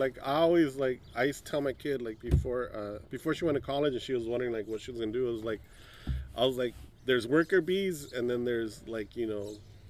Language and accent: English; Los Angeles, California, United States; Like when we were young, you know, if you said, oh, I'm from East LA, it meant anything east of the river.